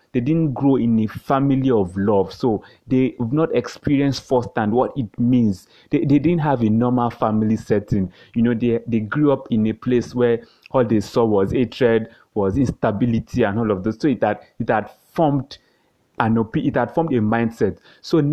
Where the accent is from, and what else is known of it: Nigeria